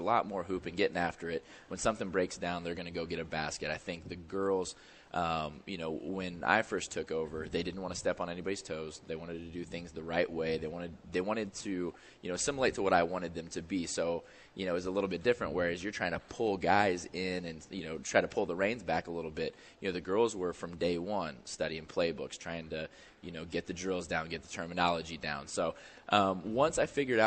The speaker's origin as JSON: {"language": "English", "region": "Indiana", "country": "United States", "moved": "yes", "lives_now": "St. Louis, United States", "said": "I'm from Indiana. It's where kind of where I'm comfortable"}